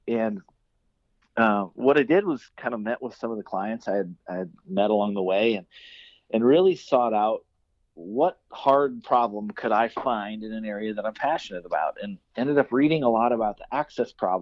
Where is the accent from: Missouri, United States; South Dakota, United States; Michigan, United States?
South Dakota, United States; northeastern; I grew up in South Dakota.